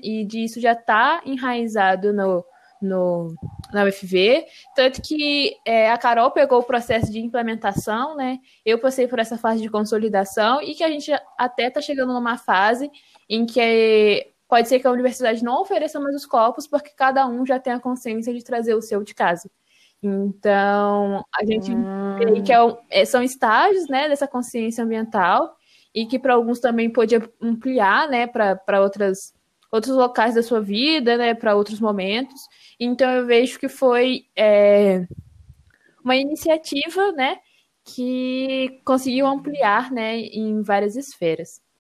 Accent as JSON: {"language": "Portuguese", "town": "Serra", "region": "Espírito Santo", "country": "Brazil", "tie": "born or raised there", "moved": "as an adult", "lives_now": "Viçosa, Brazil", "said": "sou natural de Serra, no Espírito Santo"}